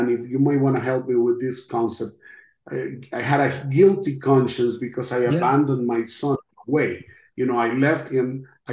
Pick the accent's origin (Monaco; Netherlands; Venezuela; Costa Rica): Costa Rica; first language Spanish; English is a second language; moved away as an adult; now in United States; I'm from Costa Rica.